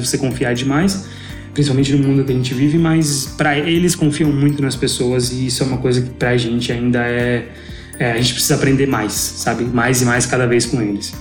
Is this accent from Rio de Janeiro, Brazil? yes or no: no; São Paulo, Brazil; moved away as an adult; now in Thailand